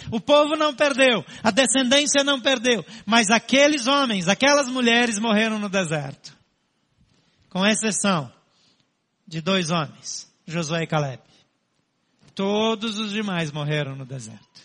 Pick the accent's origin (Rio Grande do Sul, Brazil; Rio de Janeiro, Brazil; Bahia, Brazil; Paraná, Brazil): Paraná, Brazil; Barro Preto; moved away; Eu saí de um lugar chamado Barro Preto. Mas não é aquele barro preto chique lá de Minas, não. É um buraco chamado Barro Preto, no interior do Paraná